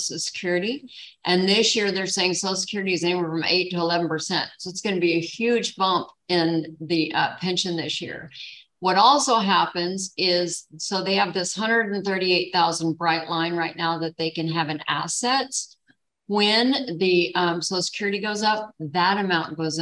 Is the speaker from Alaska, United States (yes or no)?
yes; Kenai, Alaska, United States; Kenai, south of Anchorage, about 3 hours on the Kenai Peninsula. It's world famous for its fishing efforts. And so that's where I was raised